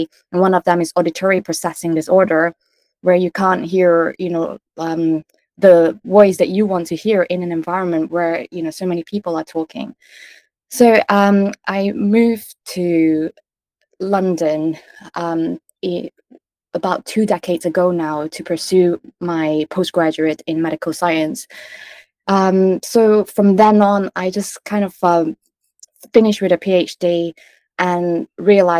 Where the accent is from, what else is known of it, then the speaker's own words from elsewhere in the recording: Kuala Lumpur, Malaysia; moved away; I grew up with undiagnosed ADHD in a part of Asia called Kuala Lumpur, Malaysia